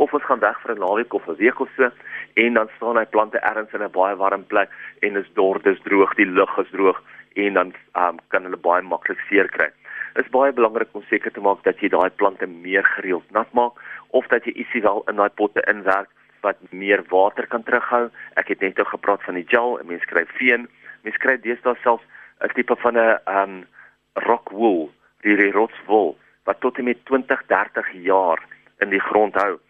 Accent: South Africa; ons as Suid-Afrikaners

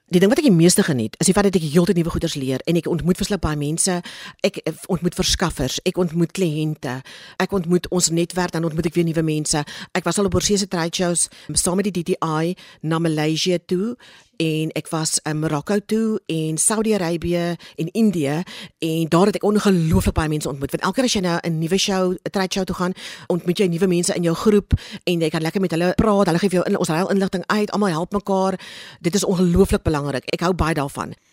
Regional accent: Cape Town, Western Cape, South Africa; ek het in Kaapstad groot geword

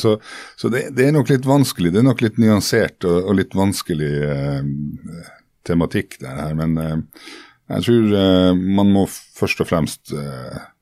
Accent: Norway; also born or lived in Murmansk, Russia; oss som kom fra Norge, ikke sant, som hadde spist diplomis siden vi var født omtrent

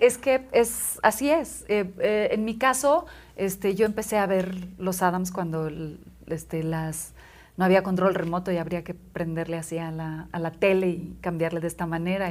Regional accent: Monclova, Coahuila, Mexico; yo nací en Moncloa, Coahuila, donde la gente es normal

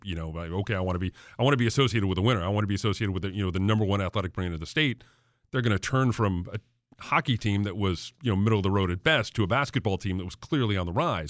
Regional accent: Farmington, Connecticut, United States; also born or lived in Suffield, Connecticut; I grew up in Farmington and Suffield

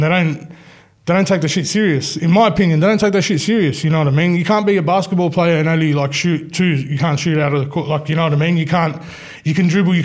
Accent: Australia; we're from Australia

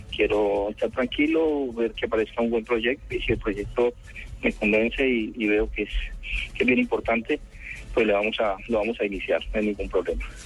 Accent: Colombia; nosotros como colombianos

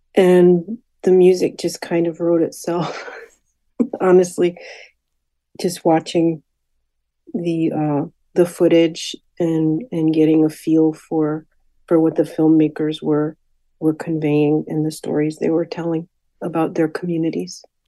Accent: Hartford, Connecticut, United States; I was born and raised in Hartford

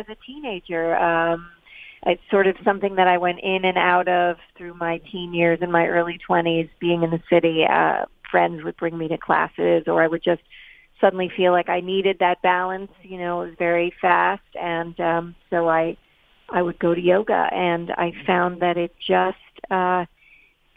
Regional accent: New York City, New York, United States; also born or lived in East Hampton, New York; I grew up in New York City

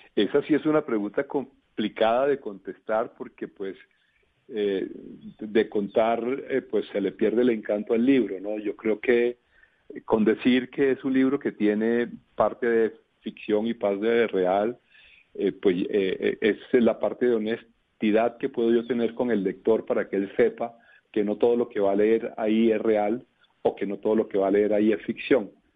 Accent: Valledupar, Cesar, Colombia; nosotros, los de Valledupar

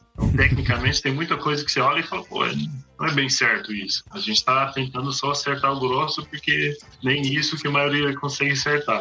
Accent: North Island, New Zealand; Portuguese is a second language; moved away as an adult; also born or lived in Bahia, Brazil; now in Brazil; sou, sou neozelandês, como falou, nasci, fui criado numa fazenda de leite no norte de Nova Zelândia

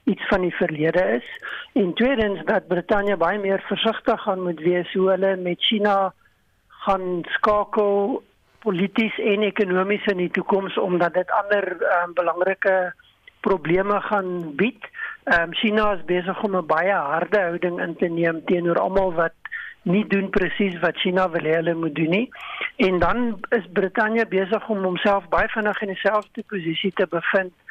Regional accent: South Africa; first language af; Ek is 'n boer, ek's Afrikaner, ek praat net Afrikaans man.

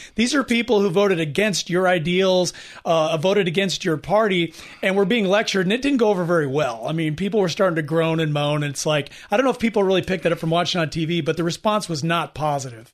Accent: California, United States; we're from California

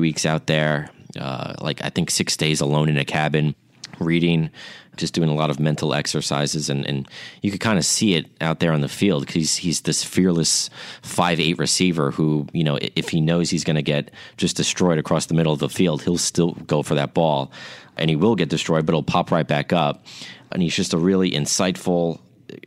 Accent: Long Island, New York, United States; moved away; they also have one out on Long Island, yeah. Where I'm from

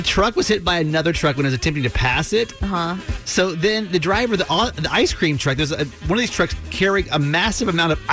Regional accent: Atlanta, Georgia, United States; I grew up in Atlanta

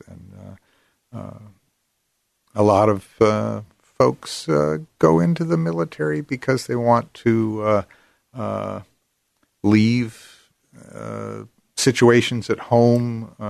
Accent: Arizona, United States; also born or lived in Pennsylvania; Well, partly I grew up in Pennsylvania. And then my family moved to Arizona, big change, and finished my growing up years and my schooling in Arizona.

